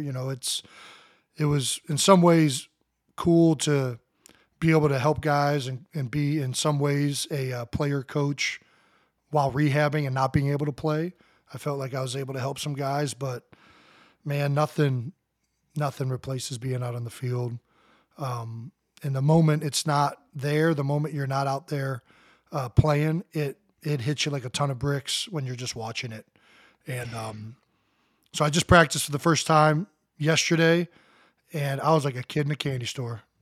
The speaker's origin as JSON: {"language": "English", "town": "Cleveland Heights", "region": "Ohio", "country": "United States", "tie": "born or raised there", "moved": "as an adult", "said": "We grew up in Cleveland Heights, Ohio"}